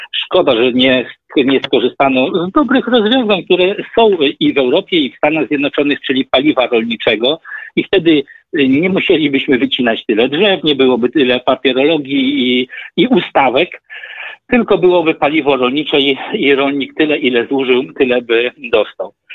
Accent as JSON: {"language": "Polish", "town": "Zamość", "region": "Lublin Voivodeship", "country": "Poland", "said": "ja pochodzę z Zamościa, małe miasto"}